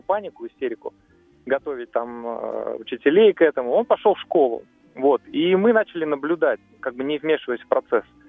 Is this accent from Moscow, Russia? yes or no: yes; Moscow, Russia; из Москвы